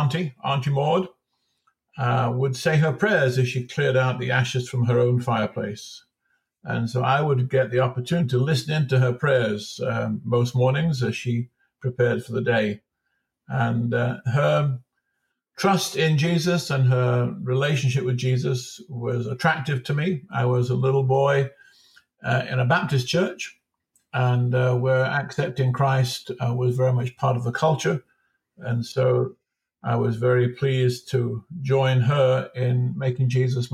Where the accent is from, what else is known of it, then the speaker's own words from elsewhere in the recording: Nottingham, East Midlands, United Kingdom; I grew up in England, in the Midlands, in Nottingham